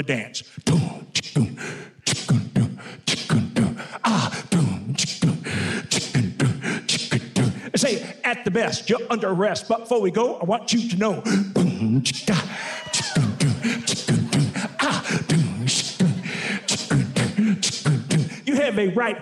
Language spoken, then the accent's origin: English; Greencastle, Indiana, United States; moved away; I'm from a little small town called Greencastle, Indiana.